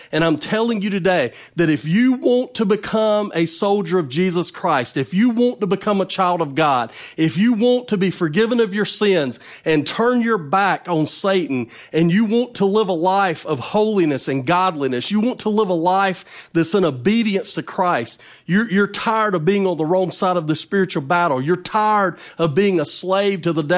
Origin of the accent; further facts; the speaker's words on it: North Carolina, United States; now in Mississippi, United States; I, I was not born in Mississippi. I'm from North Carolina, but I've lived in Mississippi a long time